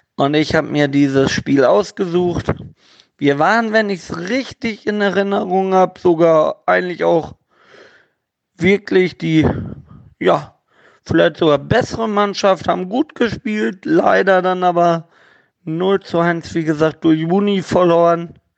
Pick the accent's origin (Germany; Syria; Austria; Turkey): Germany; Gelsenkirchen, North Rhine-Westphalia; now in Havixbeck, Germany; gebürtiger Gelsenkirchener, wohnt jetzt in Havixbeck bei Münster